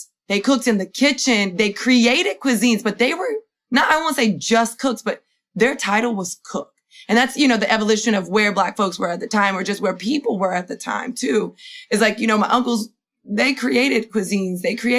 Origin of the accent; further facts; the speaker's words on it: Miami, Florida, United States; I'm from Miami, Florida